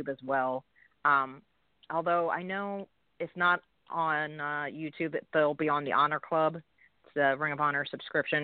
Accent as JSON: {"language": "English", "town": "Philadelphia", "region": "Pennsylvania", "country": "United States", "said": "I'm from Philly"}